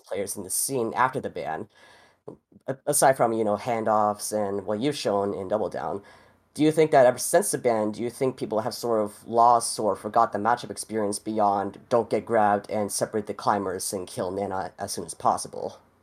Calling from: Boca Raton, Florida, United States; I'm calling in from Boca in Florida.

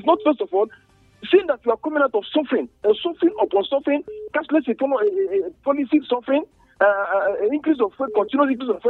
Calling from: Nigeria; calling from Malaria.

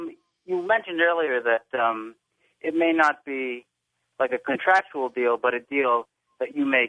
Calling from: Glassboro, New Jersey, United States; I'm calling from Glassboro, New Jersey.

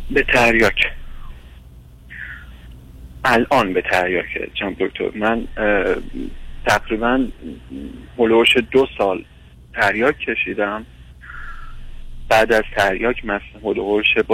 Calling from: Iran; من از ایران هستم

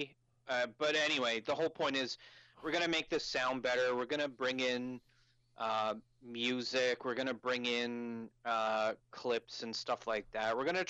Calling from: Halifax, Nova Scotia, Canada; I come in via Skype from Halifax.

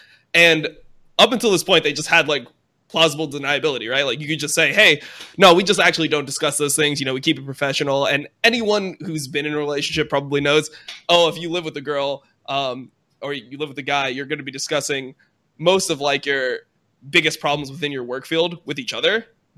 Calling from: Santa Monica, California, United States; I'm calling from Santa Monica.

